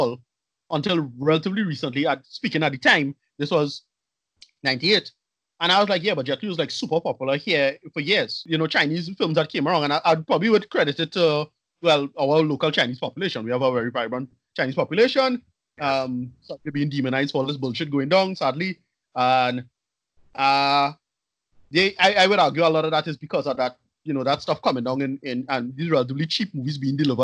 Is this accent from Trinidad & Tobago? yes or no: yes; Arima, Trinidad & Tobago; you and I grew up in Arima, Windsor